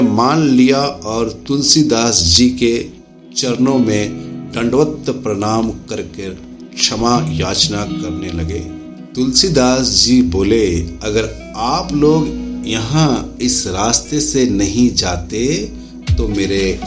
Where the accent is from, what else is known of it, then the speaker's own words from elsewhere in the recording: India; हम भारत से हैं